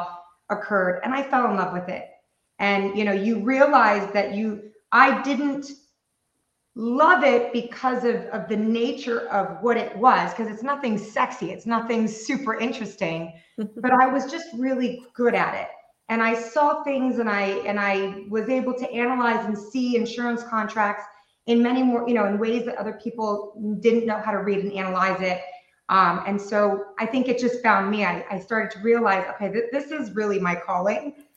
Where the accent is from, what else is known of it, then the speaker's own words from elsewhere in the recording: Taiwan; moved away; I was raised in Taiwan.